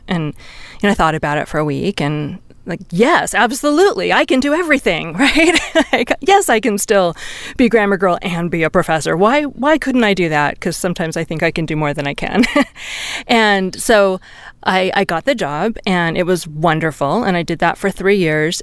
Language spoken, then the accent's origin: English; Seattle, Washington, United States; also born or lived in Santa Cruz, California / Bay Area, California / Arizona / Silicon Valley; now in Reno, United States; I grew up in Seattle and I spent many years in Northern California in Santa Cruz and the Bay Area and then a few years in Arizona